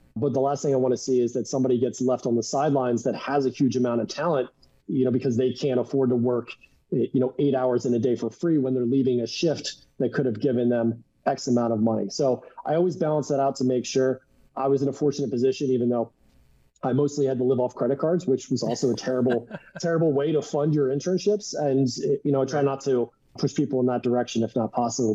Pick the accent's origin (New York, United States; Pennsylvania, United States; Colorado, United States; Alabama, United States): Pennsylvania, United States; Philadelphia; moved away as an adult; also born or lived in Marietta, Ohio; I grew up in the Philadelphia area